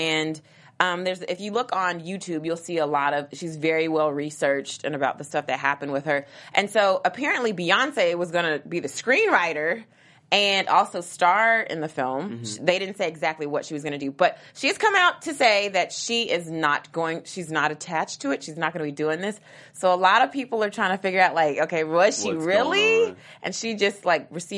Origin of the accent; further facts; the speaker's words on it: Kentucky, United States; I'm from Kentucky